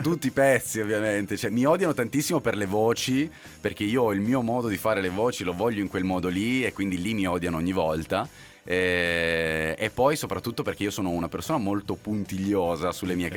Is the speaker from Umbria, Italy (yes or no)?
no; Apulia, Italy; now in Milan, Italy; sono pugliese